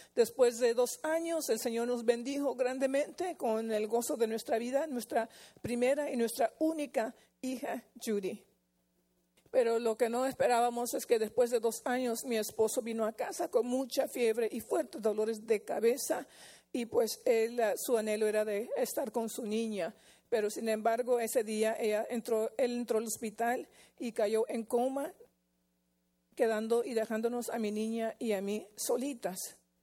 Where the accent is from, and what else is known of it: Fullerton, California, United States; born or raised there; also born or lived in La Puente, California